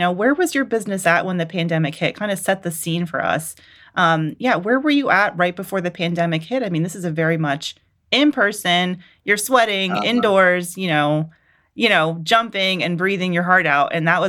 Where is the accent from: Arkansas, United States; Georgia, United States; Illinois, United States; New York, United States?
Georgia, United States; Atlanta; y'all know I'm from Atlanta, and Double Dutch is just such a nostalgic activity for me.